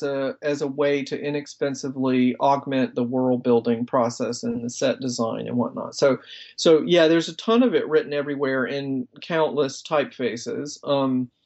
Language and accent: English; South Carolina, United States; my home state of South Carolina